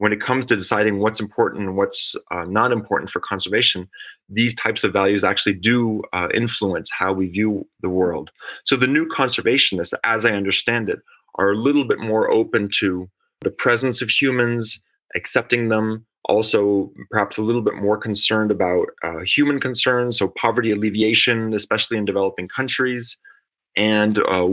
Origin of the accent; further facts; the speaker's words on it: Geneva, Switzerland; moved away; also born or lived in California, United States / Syracuse, New York, United States / Texas, United States / Rennes, France; I found myself moving back to Switzerland, to Geneva, my hometown